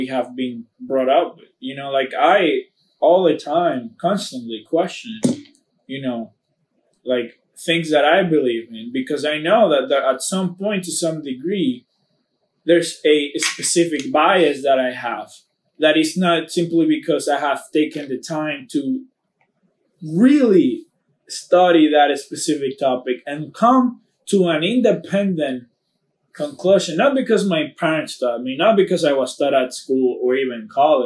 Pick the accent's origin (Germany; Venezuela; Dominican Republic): Dominican Republic; in my culture growing up in Dominican Republic